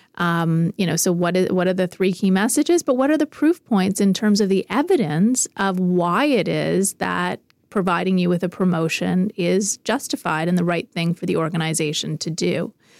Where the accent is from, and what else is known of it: Canada